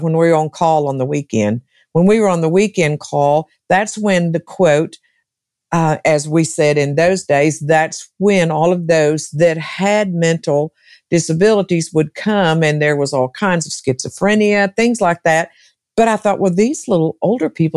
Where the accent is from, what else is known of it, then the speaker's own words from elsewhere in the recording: Arkansas, United States; moved away as an adult; also born or lived in Texas; now in Tennessee, United States; I was born and raised in Arkansas.